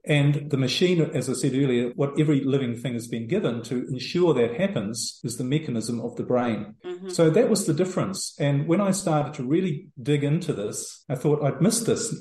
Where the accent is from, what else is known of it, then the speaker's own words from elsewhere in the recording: New Zealand; moved away as an adult; also born or lived in Europe; now in El Salvador; I'm originally from New Zealand